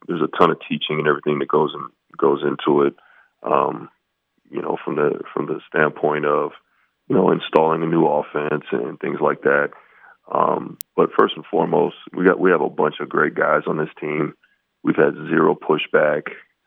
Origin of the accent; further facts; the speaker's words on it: West Coast, United States; now in Logan, United States; I grew up on the West Coast